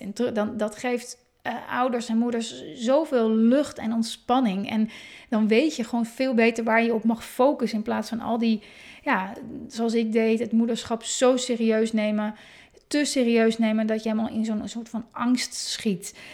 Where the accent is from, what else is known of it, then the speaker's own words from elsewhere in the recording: Hoorn, North Holland, Netherlands; moved away; En ik kom uit Horend, ben ik geboren